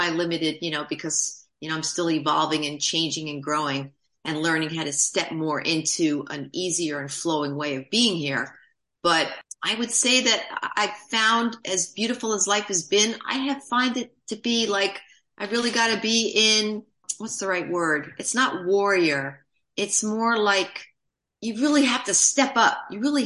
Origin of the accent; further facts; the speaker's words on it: New York City, New York, United States; moved away; also born or lived in New Jersey; I grew up in Manhattan